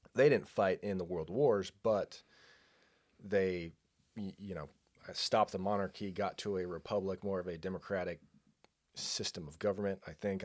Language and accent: English; San Luis Obispo County, California, United States; moved away; I grew up in San Luis Obispo County